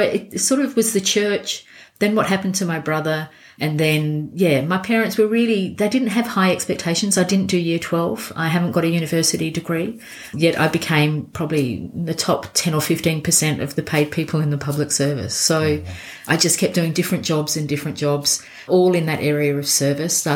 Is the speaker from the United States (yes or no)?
no; Elizabeth, South Australia, Australia; born or raised there; also born or lived in Scotland